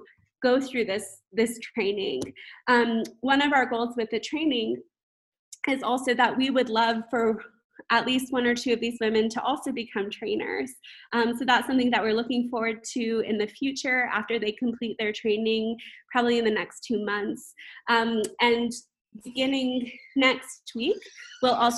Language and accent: English; United States; moved away as an adult; now in Kampala, Uganda; as an American living here